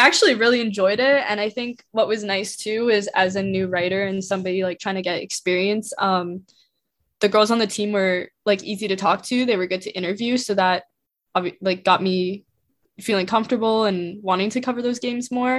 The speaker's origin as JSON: {"language": "English", "region": "Saskatchewan", "country": "Canada", "moved": "as an adult", "lives_now": "Ottawa, Canada", "said": "I'm from Saskatchewan"}